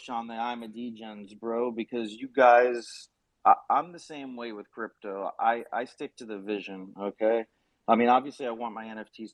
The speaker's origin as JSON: {"language": "English", "region": "South Florida", "country": "United States", "said": "I'm from South Florida"}